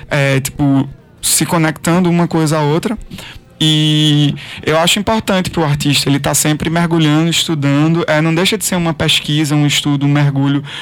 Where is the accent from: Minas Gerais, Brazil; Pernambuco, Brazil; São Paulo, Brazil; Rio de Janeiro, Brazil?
Pernambuco, Brazil; eu sou pernambucano